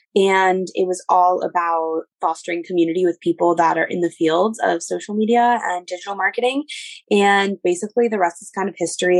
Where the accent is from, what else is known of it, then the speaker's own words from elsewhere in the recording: New York City, New York, United States; I grew up in New York City